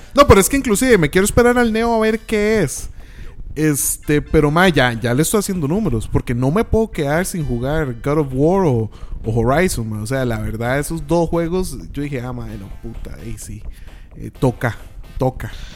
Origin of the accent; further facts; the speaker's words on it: Costa Rica; somos de, de Latinoamérica, Centroamérica